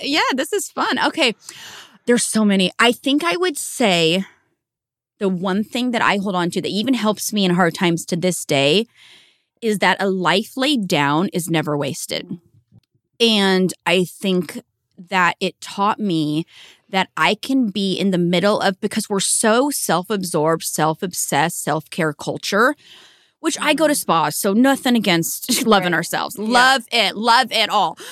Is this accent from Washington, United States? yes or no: yes; small town outside of Seattle, Washington, United States; I'm from Seattle or Washington State originally